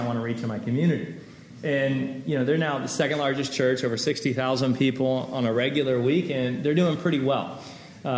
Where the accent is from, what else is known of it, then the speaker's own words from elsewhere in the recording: Texas, United States; moved away; also born or lived in Los Angeles; I grew up in Texas